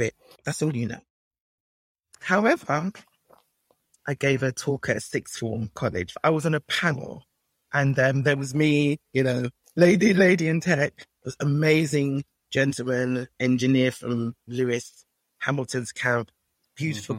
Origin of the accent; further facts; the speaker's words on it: Nigeria; being Nigerian